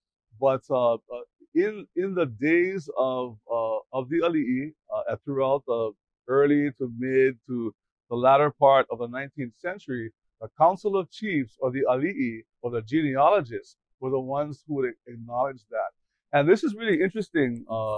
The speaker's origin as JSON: {"language": "English", "town": "Honolulu", "region": "Hawaii", "country": "United States", "tie": "born or raised there", "also_born_or_lived": "Waialae-Kahala, Honolulu / Kapahulu, Honolulu", "said": "I was raised in Aina Haina, and also my grandma's house in Kapahulu. In our house in Aina Haina, we were surrounded by Hawaiian music all the time."}